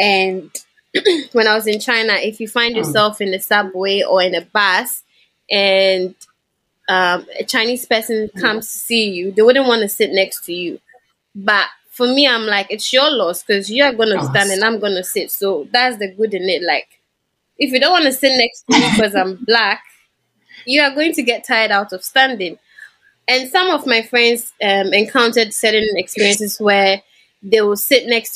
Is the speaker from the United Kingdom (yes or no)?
no; Ghana; moved away as an adult; I was from Africa. And yeah, I had a Ghanaian passport as well.